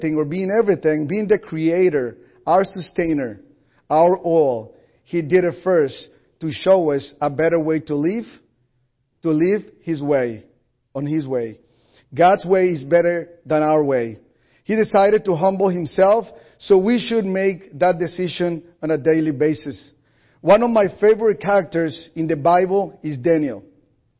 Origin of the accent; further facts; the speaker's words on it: Colombia; first language Spanish; English is a second language; now in United States; I'm Colombian, I'm originally from Colombia, South America